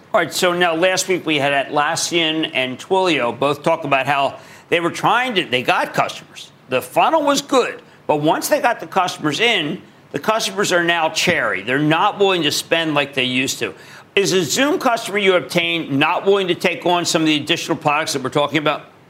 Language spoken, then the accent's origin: English; Philadelphia, Pennsylvania, United States; I'm from Philly.